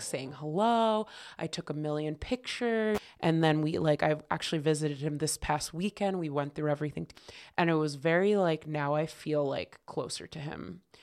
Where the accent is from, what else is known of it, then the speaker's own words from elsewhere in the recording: Connecticut, United States; definitely grew up in Connecticut